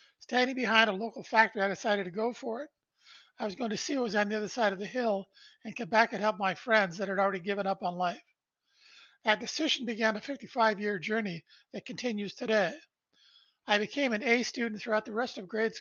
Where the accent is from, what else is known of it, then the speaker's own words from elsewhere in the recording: Brantford, Ontario, Canada; I was born in Brantford, Ontario, Canada, on December 1st, 1953. Our family lived in a small two-bedroom post-World War II bungalow where my mom and dad raised three boys.